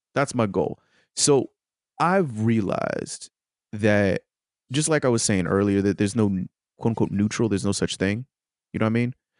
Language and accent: English; United States; as an American